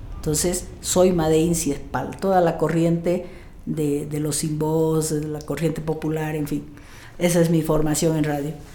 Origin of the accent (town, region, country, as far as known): Riberalta, Beni, Bolivia; born or raised there